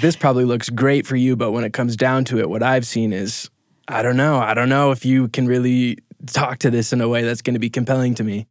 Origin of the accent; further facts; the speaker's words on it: Minnesota, United States; from Minnesota, and I've been working for Top of Mind